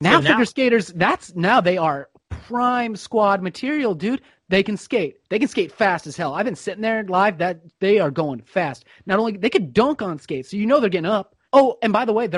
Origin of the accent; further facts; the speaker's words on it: United States; as an American